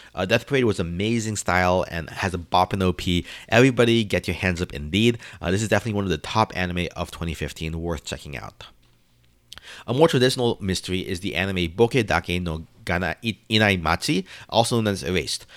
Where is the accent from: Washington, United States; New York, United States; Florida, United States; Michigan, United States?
New York, United States; New York City; as a New Yorker